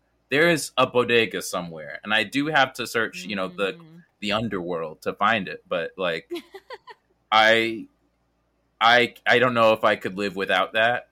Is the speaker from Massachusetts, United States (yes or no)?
no; New York City, New York, United States; I'm from Brooklyn